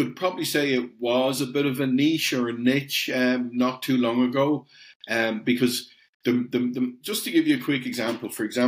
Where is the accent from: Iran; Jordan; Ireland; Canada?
Ireland; You can probably tell from the accent, I'm over the other side of the pond. So we're actually based in Europe, but I'm coming to you from Ireland. I'm Irish